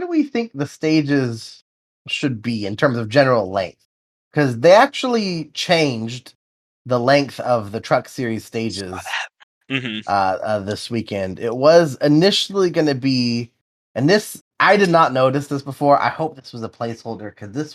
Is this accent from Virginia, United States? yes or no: no; Sonoma, California, United States; It's my hometown track